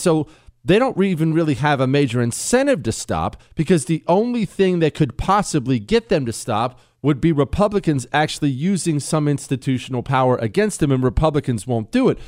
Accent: United States; I'm an American. I speak English

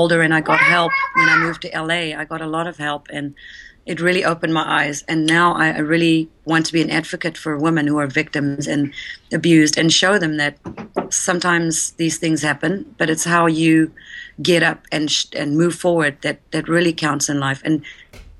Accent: South Africa; moved away; I was born and raised in South Africa

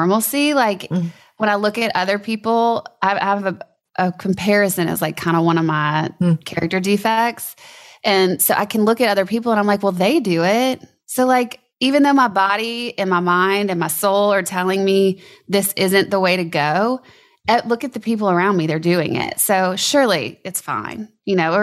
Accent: Louisiana, United States; I grew up in Louisiana

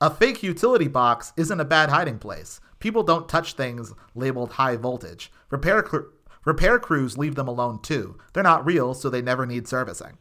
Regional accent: Texas, United States; I grew up in Texas

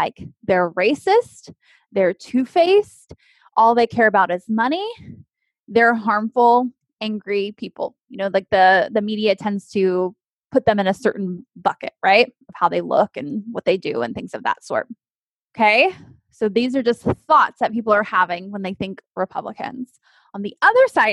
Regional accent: Texas, United States; I grew up in Texas

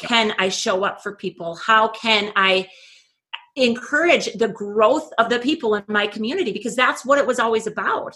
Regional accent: Oakes, North Dakota, United States; moved away as an adult; I returned back to my hometown. I'm in Oaks, North Dakota.

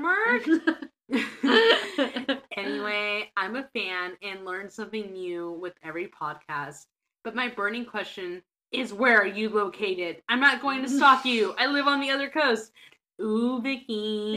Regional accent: Berkeley, California, United States; I was born and raised in Berkeley and went to the then CCAC, the now CCA in Oakland.

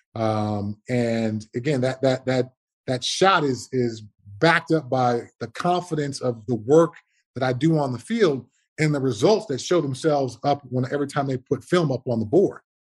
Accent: Altadena, California, United States; So I always say I'm from Pasadena. The reality is I'm from Altadena.

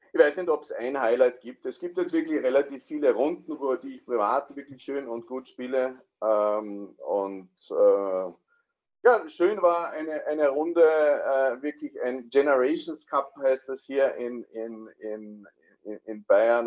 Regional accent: Austria; moved away as an adult; now in Landsberg, Germany; komme aber, wie man schon hört, äh, ursprünglich aus Österreich

